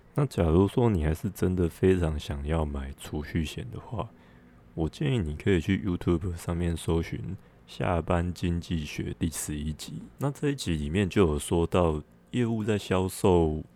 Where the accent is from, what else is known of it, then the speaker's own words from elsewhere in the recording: Taiwan; 我们台湾人